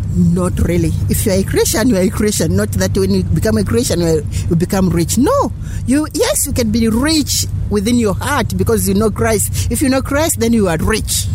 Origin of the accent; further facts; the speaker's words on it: Zambia; I'm coming from United Church of Zambia in Zambia